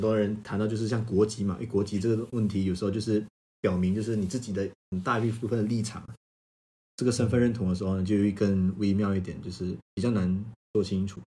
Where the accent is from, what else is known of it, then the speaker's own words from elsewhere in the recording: Malaysia; moved away as an adult; now in China; 我来自马来西亚